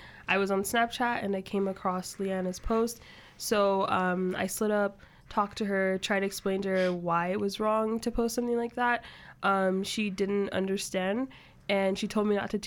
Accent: Ghana; moved away; I'm from Ghana, a place in West Africa.

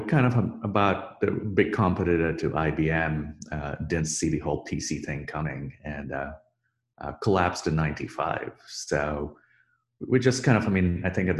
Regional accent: India; moved away as an adult; now in United States; I grew up in India

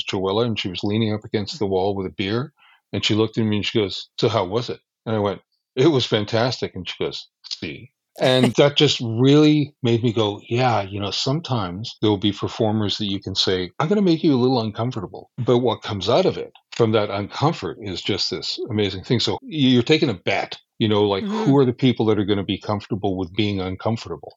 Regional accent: Alberta, Canada; I'm from Alberta. I'm unfortunately unilingual.

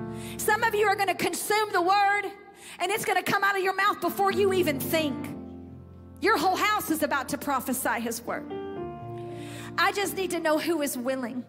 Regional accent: United States; We grew up in American culture

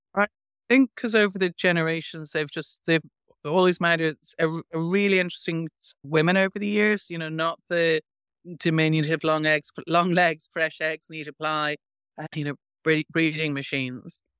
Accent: Ireland; born or raised there

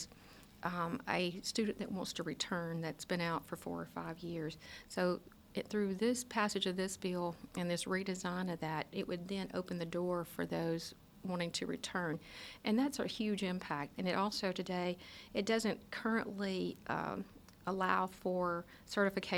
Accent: North Mississippi, United States; my hometown in North Mississippi

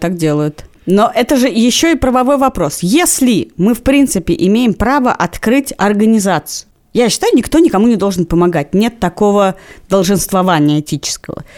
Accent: Moscow, Russia; я даже выросла на Павелецком вокзале. Моя квартира находилась напротив Павелецкого вокзала

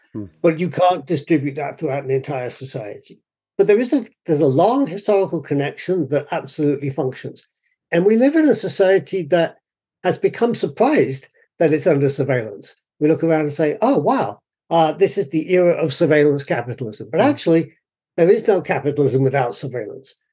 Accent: United Kingdom; moved away as an adult; now in United States; My own personal experience when I grew up in the UK, I was certainly white, but I was not fully white because I was not properly English

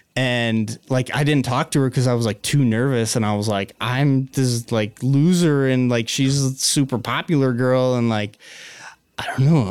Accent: Missoula, Montana, United States; also born or lived in Florence, Montana; grew up in Missoula in a phenomenal trailer park

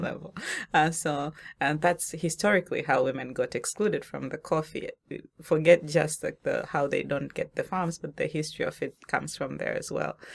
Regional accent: Tanzania; moved away; I'm from Tanzania originally, right? And from the region where we grow coffee.

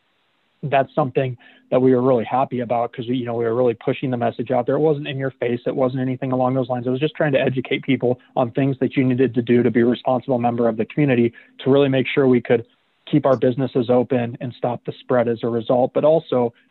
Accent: Omaha, Nebraska, United States; also born or lived in Ames, Iowa / Central Iowa; now in Council Bluffs, United States; I'm born and raised in Omaha, so I have ties to this area.

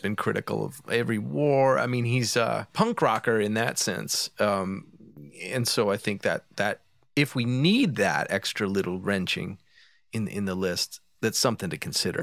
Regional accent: Philadelphia, Pennsylvania, United States; I'm from Philadelphia

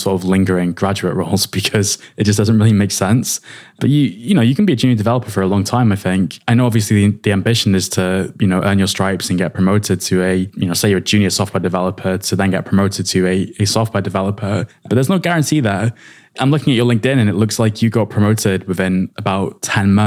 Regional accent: United Kingdom; We're both British

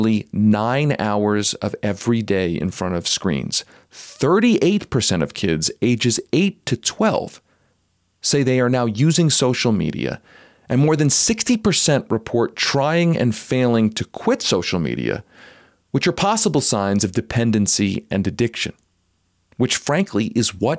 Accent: Philadelphia, Pennsylvania, United States; moved away as an adult; also born or lived in New Haven, Connecticut; now in Denver, United States; I was actually born in Connecticut, but being grown up in Philadelphia

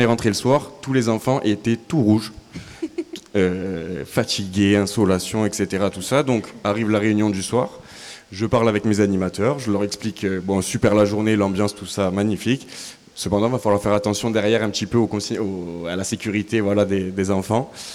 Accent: Avignon, Provence-Alpes-Côte d'Azur, France; je suis d'Avignon, je suis né à Avignon.

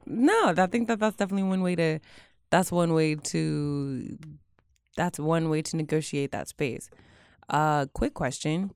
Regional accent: Houston, Texas, United States; I'm from Houston

